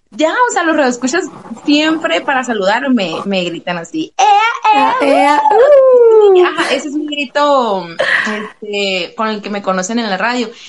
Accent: Sonora, Mexico; accent: bronco; acento bronco, no fuerte, porque tenemos la voz fuerte aquí en Sonora

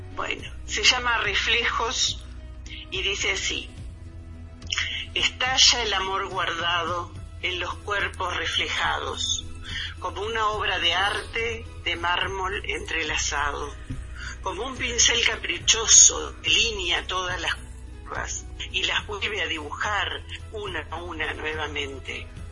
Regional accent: Montevideo, Uruguay; also born or lived in Río Branco, Cerro Largo, Uruguay; yo nací en el interior del Uruguay, en Río Branco, este, en 1947. Eh, pero muy chica me vine para Montevideo.

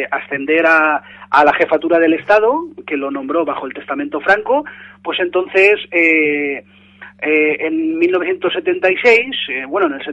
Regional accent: Valencian Community, Spain; en todo el país, incluso en nuestra querida Valencia, ya que somos de aquí de Levante

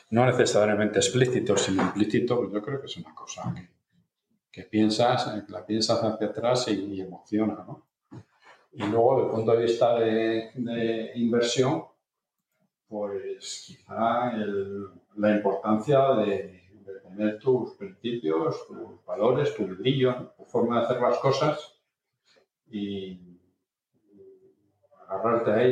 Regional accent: Portugal; Spanish is a second language; Resulta que es mucho más fácil aprender castellano siendo portugués que, lo contrario, porque tiene una fonética endiablada, pero por lo menos un poquito pues, para poder

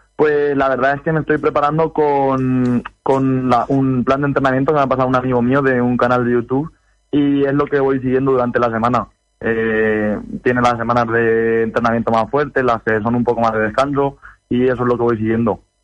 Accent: Motilla del Palancar, Castilla-La Mancha, Spain; moved away as an adult; now in Valencia, Spain; yo vivo en Valencia, bueno, estoy estudiando aquí, soy de Motilla

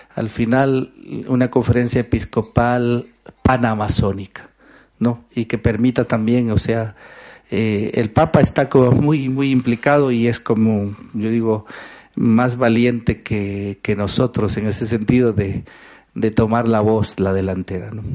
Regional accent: Ecuador; soy ecuatoriano

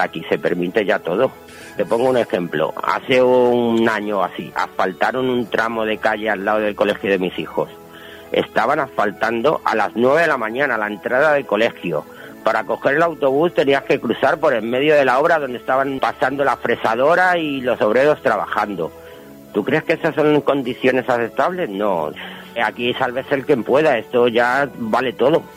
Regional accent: Madrid, Community of Madrid, Spain; Yo soy de Carabanchel

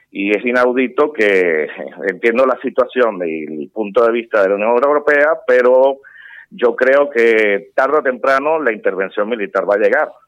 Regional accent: Venezuela; como venezolano digo que el momento es ahora.

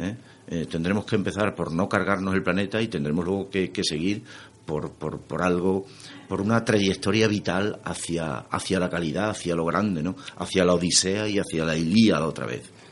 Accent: Extremadura, Spain; lo extremeño, a mí en cierto sentido es algo que me, que me supuso en aquel momento un pequeño lastre

